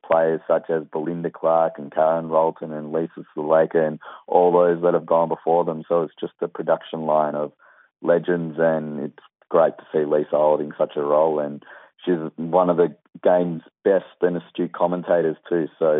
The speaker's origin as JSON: {"language": "English", "country": "Australia", "said": "here in Australia. It's yeah, I hate to say it as an Australian"}